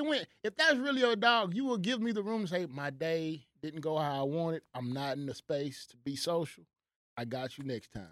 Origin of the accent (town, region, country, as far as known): United States